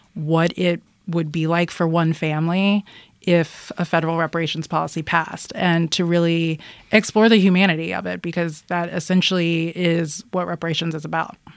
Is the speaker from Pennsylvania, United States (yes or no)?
yes; Philadelphia, Pennsylvania, United States; I grew up in Philadelphia